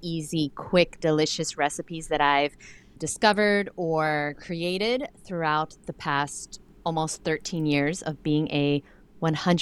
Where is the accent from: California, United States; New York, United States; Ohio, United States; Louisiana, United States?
New York, United States; New York City; I'm from Brooklyn, New York